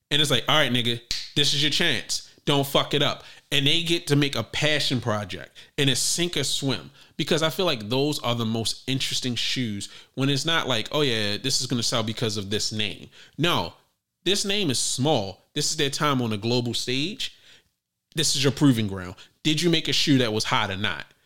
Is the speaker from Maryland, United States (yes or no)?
yes; Maryland, United States; also born or lived in Virginia; Well, I was born in Virginia, but I'm from Maryland.